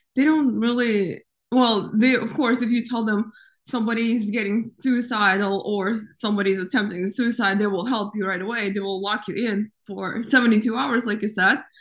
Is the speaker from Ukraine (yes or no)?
yes; Ukraine; now in United States; I grew up in Ukraine